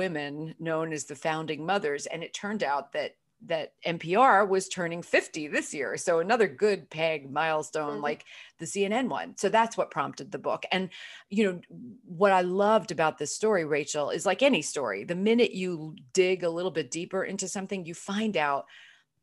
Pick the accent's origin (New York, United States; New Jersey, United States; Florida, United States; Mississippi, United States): New York, United States; Brooklyn; moved away as an adult; now in Los Angeles, United States; I was growing up in Brooklyn, New York